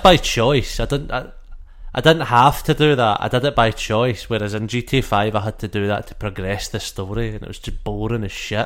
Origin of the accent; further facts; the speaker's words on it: Scotland, United Kingdom; I'm Scottish